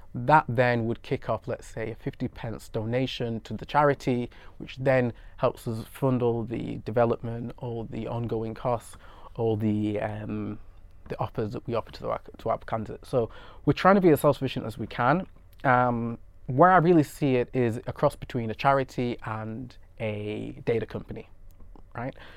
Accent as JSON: {"language": "English", "country": "United Kingdom", "tie": "born or raised there", "said": "I'm British Nigerian and was born and brought up in the U K"}